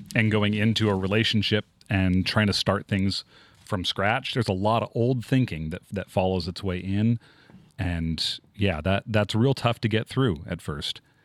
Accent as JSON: {"language": "English", "town": "Tacoma", "region": "Washington", "country": "United States", "tie": "born or raised there", "also_born_or_lived": "East Texas", "moved": "as an adult", "said": "I'm from Tacoma."}